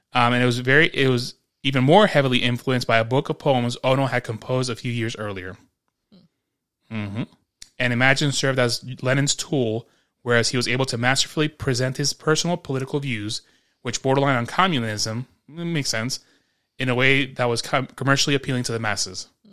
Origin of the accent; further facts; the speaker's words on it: New York, United States; Growing up in New York